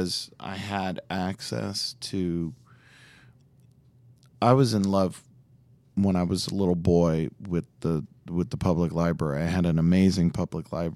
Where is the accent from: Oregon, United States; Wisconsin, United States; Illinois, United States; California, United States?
Illinois, United States; Chicago; I was born and raised on North Side and corner of Armitage and Halsted